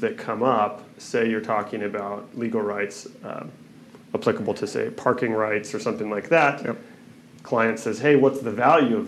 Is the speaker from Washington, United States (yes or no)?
yes; Kirkland, Washington, United States; I grew up over in Kirkland, and my father had a construction company.